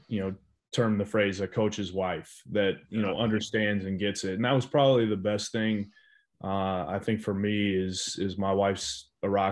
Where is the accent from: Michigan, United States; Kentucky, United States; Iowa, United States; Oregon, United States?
Iowa, United States; Oskaloosa; moved away as an adult; also born or lived in Temple, Texas; now in Fargo, United States; I grew up in Oskaloosa